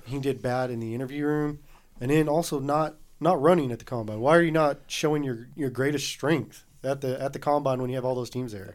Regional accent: the South, United States; we grew up in the South.

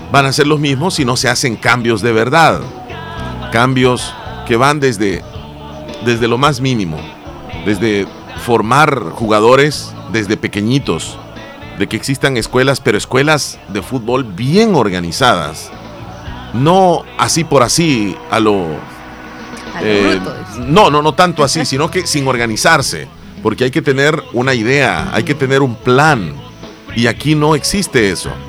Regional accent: El Salvador; Y quisiera que las cosas fueran diferentes, pues como todo salvadoreño.

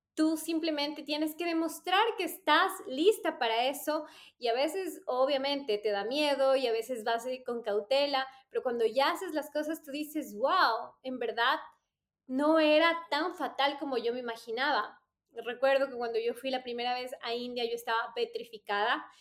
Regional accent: Ecuador; moved away as an adult; cuando yo salí de Ecuador, mi, nivel de inglés era bastante básico

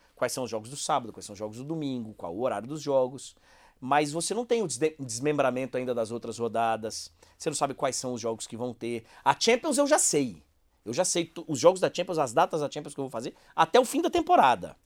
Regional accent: Bahia, Brazil; Eu fui criado na Bahia.

